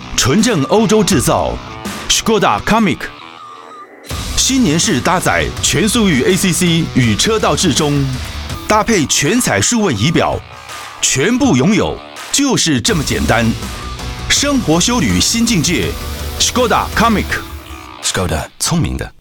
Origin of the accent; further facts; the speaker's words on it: Taiwan; 我们台湾人